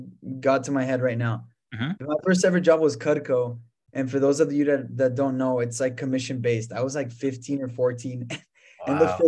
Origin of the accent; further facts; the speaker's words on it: El Paso, Texas, United States; also born or lived in France; I was born in El Paso, Texas. My parents are from Mexico.